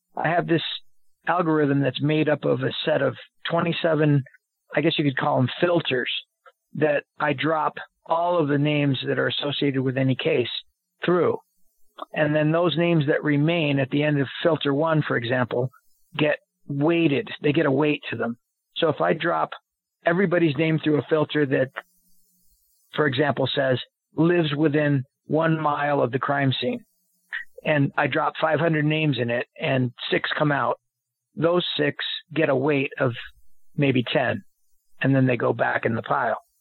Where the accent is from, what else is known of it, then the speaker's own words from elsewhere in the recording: United States; I'm an American